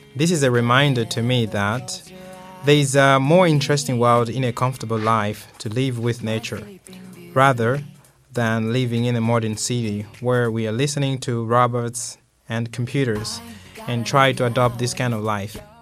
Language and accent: English; Malawi; now in Jinhua, China; my hometown uh, in Malawi.